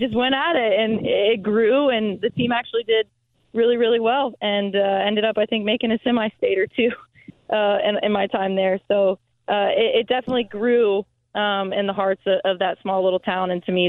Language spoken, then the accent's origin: English; Indianapolis, Indiana, United States; This is where I'm from. This is where I grew up since first – I think I've been living here since I was in first grade. I was born here.